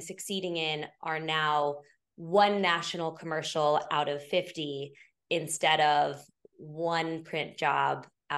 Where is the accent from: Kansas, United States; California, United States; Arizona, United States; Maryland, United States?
Kansas, United States; born there; also born or lived in Missouri / Oklahoma / Illinois; I went to Missouri State, but I was born in Kansas. We moved all the time. So I'm like Kansas, Missouri, Oklahoma, Illinois. I went back to Missouri State for college. Full Midwest kid